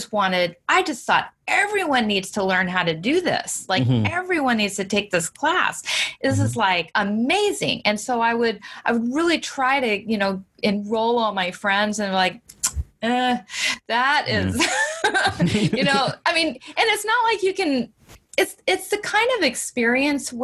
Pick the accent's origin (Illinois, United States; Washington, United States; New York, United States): Washington, United States; also born or lived in California; we moved to Washington State from California